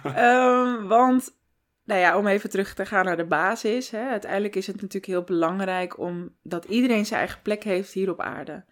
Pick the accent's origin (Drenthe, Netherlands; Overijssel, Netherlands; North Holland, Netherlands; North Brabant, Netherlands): North Holland, Netherlands; Amsterdam; born or raised there; also born or lived in Santa Marta, Colombia / Taganga, Colombia / Dordrecht